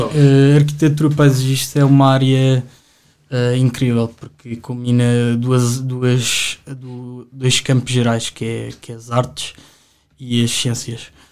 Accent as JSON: {"language": "Portuguese", "region": "Lisbon", "country": "Portugal", "tie": "born or raised there", "said": "eu sempre vivi aqui em Lisboa"}